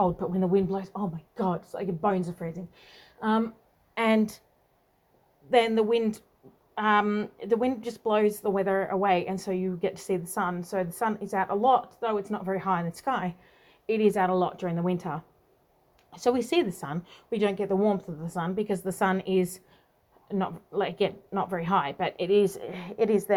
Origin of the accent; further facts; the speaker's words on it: Australia; also born or lived in Tasmania; I'm from Australia and very uniquely Australian